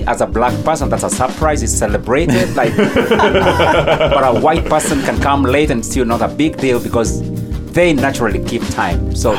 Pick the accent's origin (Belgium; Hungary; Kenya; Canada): Kenya; Meru County; moved away as an adult; now in United States; From Kenya, in Eastern Africa, a place called Meru County.